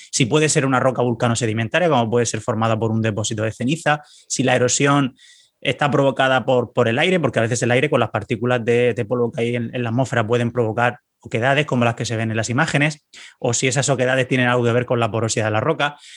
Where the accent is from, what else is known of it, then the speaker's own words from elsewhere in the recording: Valencian Community, Spain; casi, casi de Murcia. Estoy aquí a tres pueblos de la, región de Murcia, aunque pues soy valenciano